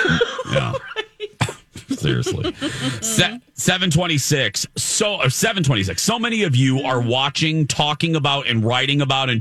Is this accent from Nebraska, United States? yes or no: no; Indiana, United States; born or raised there; moved away